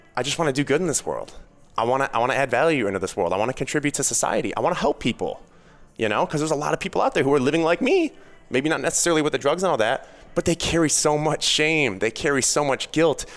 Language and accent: English; Chicago suburbs, Illinois, United States; I grew up in the Chicago suburbs.